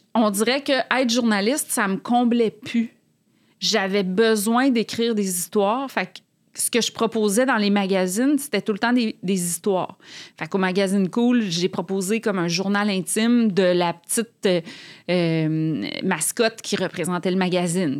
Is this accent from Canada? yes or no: yes; Quebec City, Quebec, Canada; moved away as an adult; now in Montreal, Canada; Moi, je viens de Québec